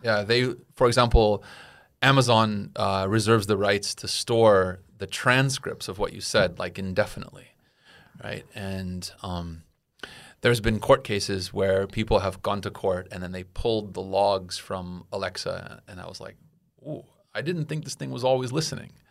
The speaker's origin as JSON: {"language": "English", "country": "United States", "said": "as an American"}